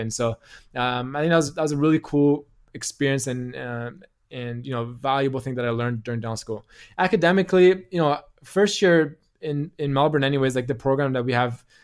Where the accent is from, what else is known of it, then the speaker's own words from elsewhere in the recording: Canada; He's like, "Oh, your accent. Like, where are you from?" I'm like, "Oh, I'm from Canada."